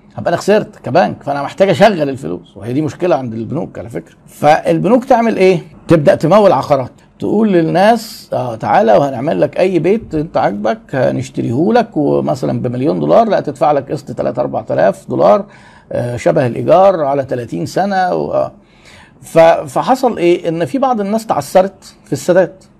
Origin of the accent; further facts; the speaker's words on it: Egypt; عندنا في مصر